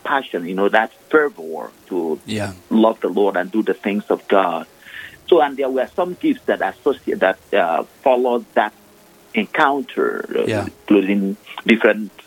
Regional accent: Nigeria; moved away; I am originally from Nigeria, ordained the Catholic priest of the Diocese of Olu in eastern part of Nigeria

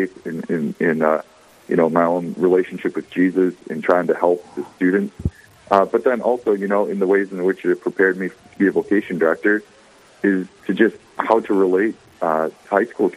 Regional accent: Bismarck, North Dakota, United States; also born or lived in St. Paul, Minnesota / Dickinson, North Dakota; I'm from Bismarck, North Dakota, born and raised

